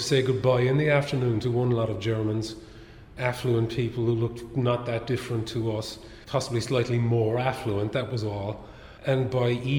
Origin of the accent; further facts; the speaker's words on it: Ireland; moved away as an adult; also born or lived in London; As an Irish person